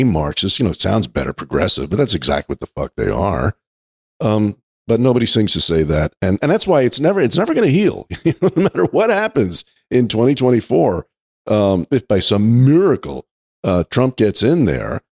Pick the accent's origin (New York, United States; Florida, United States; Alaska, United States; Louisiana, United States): New York, United States; I grew up in New York